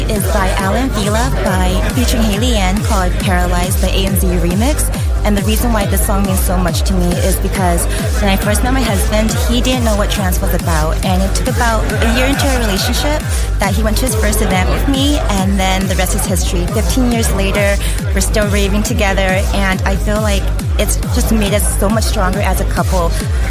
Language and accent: English; Los Angeles, California, United States; We're from California, Los Angeles, California.